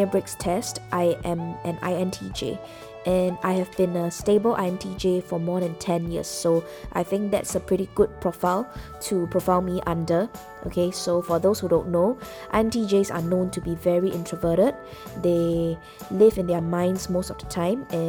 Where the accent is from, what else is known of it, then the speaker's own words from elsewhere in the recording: Singapore; I'm Singaporean, okay? So pretty much growing up, I think I led a very typical Singaporean life